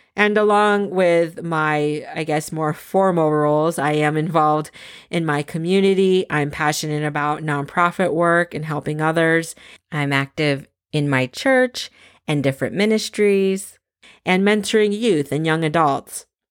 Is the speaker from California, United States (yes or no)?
yes; San Francisco, California, United States; moved away as an adult; also born or lived in Boston / Scranton, Pennsylvania; now in East Coast, United States; I was born in San Francisco, California, first generation American with both my parents emigrating from the Philippines